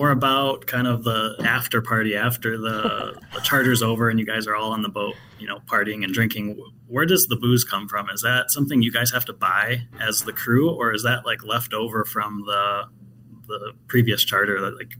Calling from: Michigan, United States; I am from Michigan.

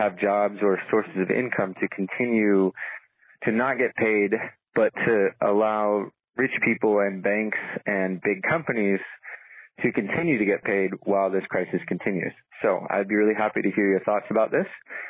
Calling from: Peru; I'm calling from Ciudad, Peru, where the entire country is currently on quarantine lockdown.

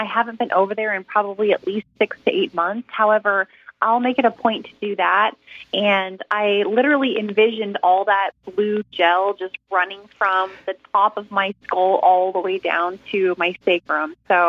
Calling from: Long Beach, California, United States; I am calling from Long Beach, California.

